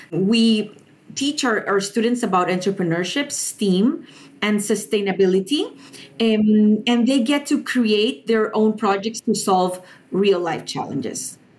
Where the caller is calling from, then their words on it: Panama; I'm the founder and director of Innova Nation, and I am tuning in from Panama.